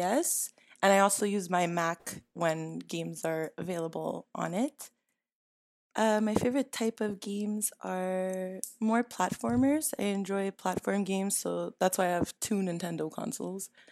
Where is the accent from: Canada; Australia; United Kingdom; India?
Canada; I'm a Canadian stereotype